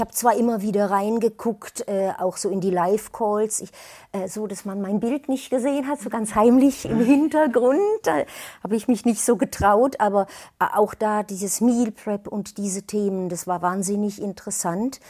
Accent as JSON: {"language": "German", "town": "Würzburg", "region": "Bavaria", "country": "Germany", "said": "Ich komme aus Würzburg"}